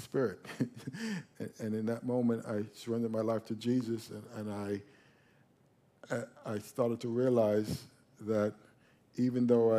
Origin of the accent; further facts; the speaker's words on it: New York, United States; now in South Florida, United States; we moved down to South Florida. And when we moved down to South Florida, we were raised in the Catholic Church when we were in New York